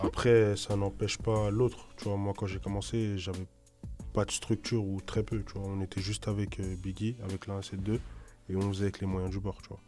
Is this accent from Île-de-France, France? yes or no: yes; Limay, Île-de-France, France; chez nous à Limay